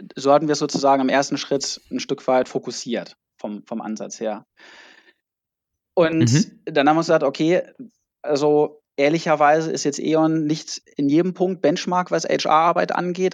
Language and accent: German; near Hannover, Lower Saxony, Germany; moved away as an adult; also born or lived in Mannheim; now in near Hamburg, Germany; Ich, ich komme eigentlich aus der Nähe von Hannover, habe dann in Mannheim Psychologie und BWL studiert und wohne jetzt äh, bei Hamburg